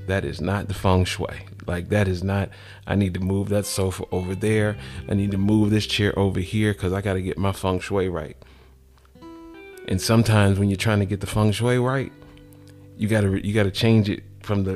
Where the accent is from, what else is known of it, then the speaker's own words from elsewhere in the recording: Atlanta, Georgia, United States; I'm from Atlanta